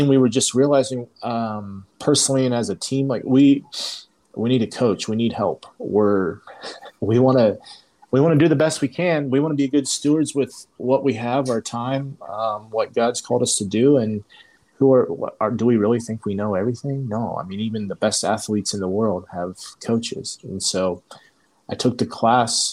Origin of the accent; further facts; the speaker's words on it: Indiana, United States; moved away as an adult; now in Slovenia; I'm from Indiana.